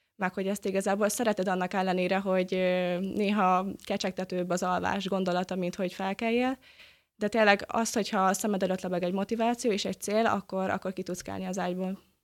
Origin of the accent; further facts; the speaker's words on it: Gyöngyös, Heves, Hungary; moved away as an adult; now in Debrecen, Hungary; a Debreceni Buvárklub versenyzővel egyaránt nőttem fel, mint otthon a gyöngyösiekkel